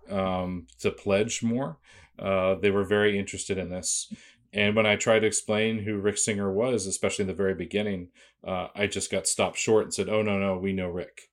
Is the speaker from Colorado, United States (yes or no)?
no; Boston, Massachusetts, United States; I grew up in Boston